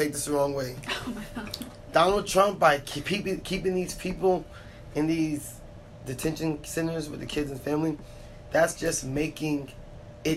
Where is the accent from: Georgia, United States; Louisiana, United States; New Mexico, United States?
Georgia, United States; Gwinnett County; I was born in Winnet County